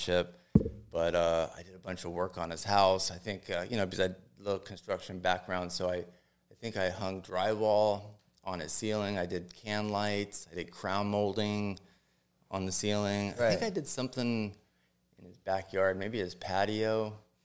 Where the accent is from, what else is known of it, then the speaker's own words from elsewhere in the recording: Los Angeles, California, United States; I was born and raised in San Fernando Valley